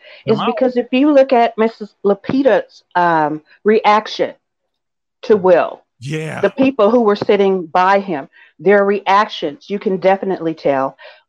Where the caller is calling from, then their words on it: Los Angeles, California, United States; Hi, I'm calling from Los Angeles